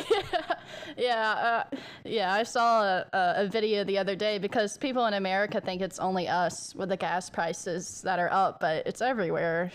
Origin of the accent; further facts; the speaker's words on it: American South, United States; accent: southern American; It's southern